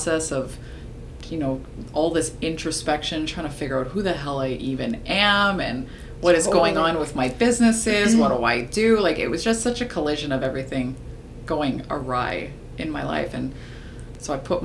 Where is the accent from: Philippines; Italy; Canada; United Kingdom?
Canada; we're born and raised in Canada